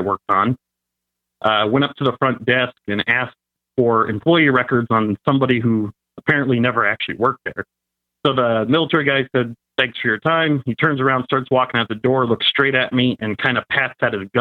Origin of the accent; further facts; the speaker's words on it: Cleveland, Ohio, United States; I'm from Cleveland, so the lake was to my right.